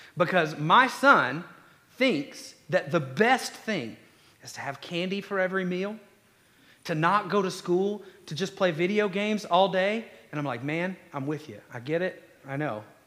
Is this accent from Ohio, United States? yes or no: no; Conyers, Georgia, United States; I'm from Conyers